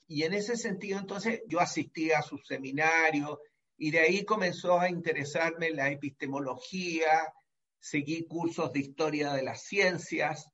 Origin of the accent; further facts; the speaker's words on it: Santiago, Santiago Metropolitan Region, Chile; Yo nací en Santiago de Chile y en 1944